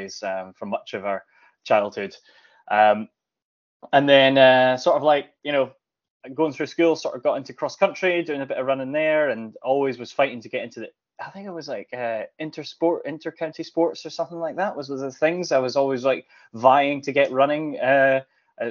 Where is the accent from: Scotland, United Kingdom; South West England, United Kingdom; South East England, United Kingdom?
Scotland, United Kingdom; Tillicoultry; I grew up in Clackmannanshire, just around the corner from Stevie himself in Ochterarder. So I was in Tillicoultry at the foot of the Ochil Hills